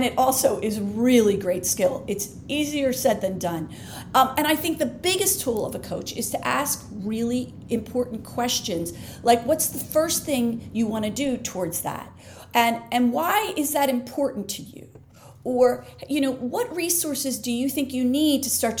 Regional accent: Philadelphia, Pennsylvania, United States; I'm from Philly.

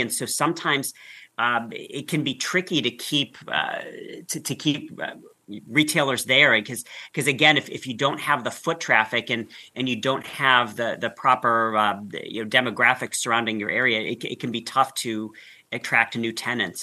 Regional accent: Northeast Ohio, United States; I grew up in Northeast Ohio

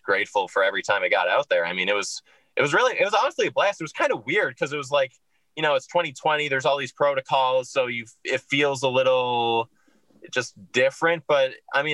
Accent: Minnesota, United States; moved away; I'm from Minnesota originally

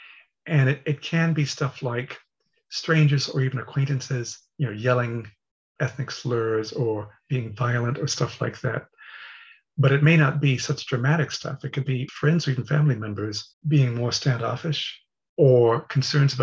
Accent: Texas, United States; moved away; I'm from Texas

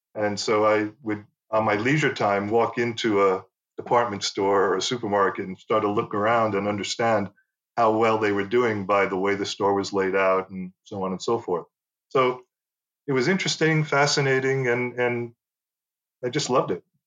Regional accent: United States; first language English; moved away as an adult; also born or lived in Paris; growing up in the US

